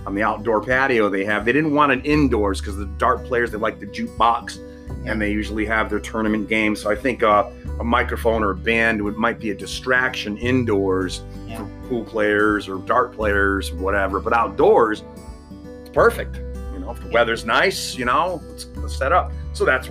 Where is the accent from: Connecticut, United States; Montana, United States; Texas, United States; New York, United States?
Connecticut, United States; moved away as an adult; now in Middletown, Ohio, United States; I'm originally from Connecticut, the East Coast